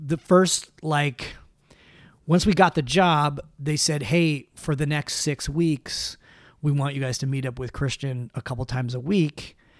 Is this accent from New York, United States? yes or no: no; Los Angeles, California, United States; moved away as an adult; also born or lived in Idaho; now in Utah, United States; I grew up here in, in, uh, in L